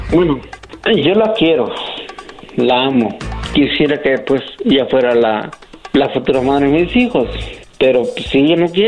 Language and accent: Spanish; Mexico; now in United States; Yo soy de México, pero radico en Estados